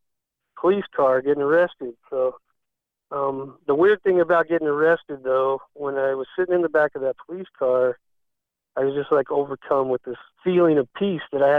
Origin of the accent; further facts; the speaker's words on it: Pima, Arizona, United States; now in Nashville, United States; I grew up in Arizona, a small town called Pima, Arizona